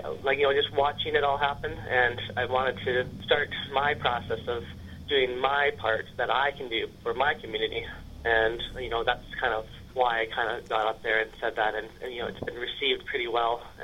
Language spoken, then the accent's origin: English; Prince Rupert, British Columbia, Canada; also born or lived in Vanderhoof; I was raised in Prince Rupert with my mom and my stepdad